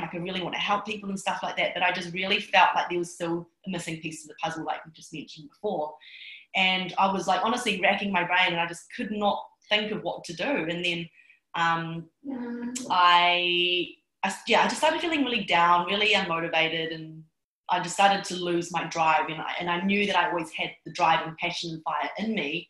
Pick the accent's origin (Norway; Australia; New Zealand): New Zealand; I'm Chinese. I was born in New Zealand.